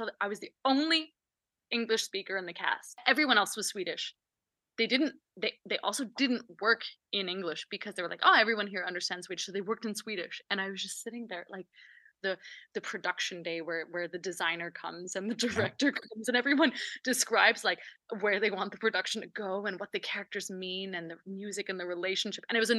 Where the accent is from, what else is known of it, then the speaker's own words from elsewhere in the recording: Edmonton, Alberta, Canada; now in Denmark; And it's funny when I visit Canada once a year or something, people in Edmonton, where I come from, ask me, where do you come from? We have a little bit of an accent.